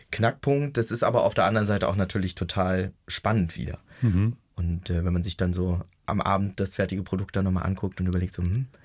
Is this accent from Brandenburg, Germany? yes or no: yes; Brandenburg, Germany; Ich bin in Brandenburg